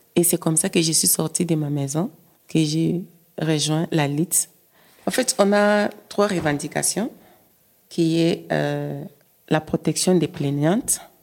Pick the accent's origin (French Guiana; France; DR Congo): DR Congo; moved away as an adult; now in Belgium; Je viens de la République démocratique du Congo. J'ai vu que les choses ne tournaient pas bien et il n'y avait pas moyen de vivre dans mon pays et j'ai aussi quitté